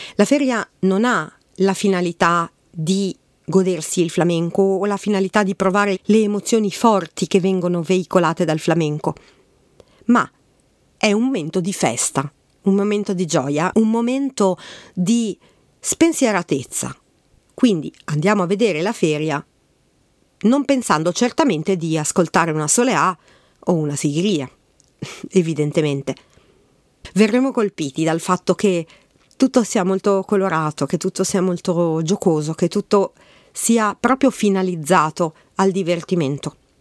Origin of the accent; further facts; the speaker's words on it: Milan, Lombardy, Italy; Io che sono di Milano